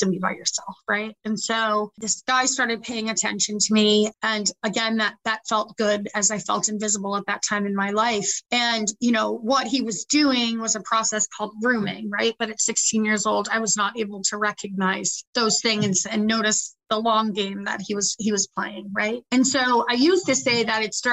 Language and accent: English; South Shore area, Massachusetts, United States; now in Worcester, United States; So I didn't actually grow up in Worcester. I'm from the South Shore area. And growing up, my mother was really sick